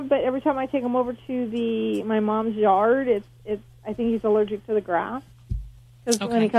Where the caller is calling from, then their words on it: California, United States; We are calling from California.